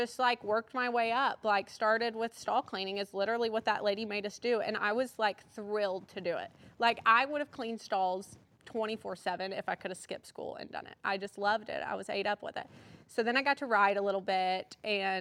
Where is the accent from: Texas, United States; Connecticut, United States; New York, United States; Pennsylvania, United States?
Texas, United States; Wichita Falls; I was born in Wichita Falls, Texas